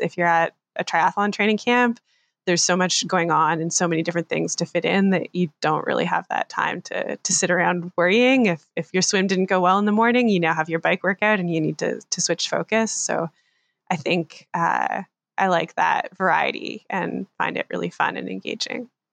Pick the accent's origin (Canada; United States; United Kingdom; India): Canada; I'm a Canadian triathlete based just outside of Toronto in Ontario